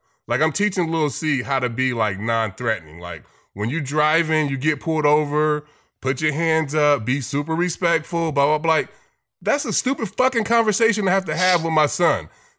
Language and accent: English; the Bay Area, California, United States; I grew up in California. I grew up in the Bay. Like, it's so diverse and so mixed.